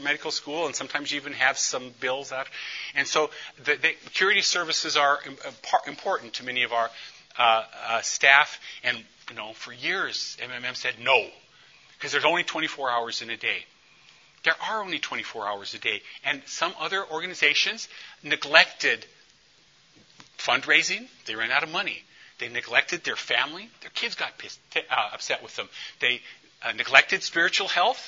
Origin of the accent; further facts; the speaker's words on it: St. Paul, Minnesota, United States; when I'm from East St. Paul